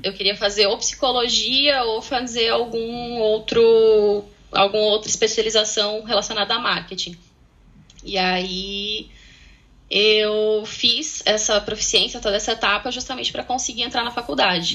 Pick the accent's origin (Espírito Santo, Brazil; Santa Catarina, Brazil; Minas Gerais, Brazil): Santa Catarina, Brazil; moved away as an adult; also born or lived in Sweden; now in Galway, Ireland; saí do Brasil para encontrar um brasileiro. Ah, do mesmo tá. estado, também de Santa Catarina